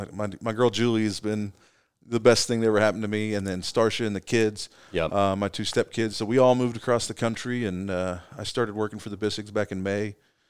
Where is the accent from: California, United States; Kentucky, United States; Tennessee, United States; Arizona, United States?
Kentucky, United States; I'm from East Kentucky originally.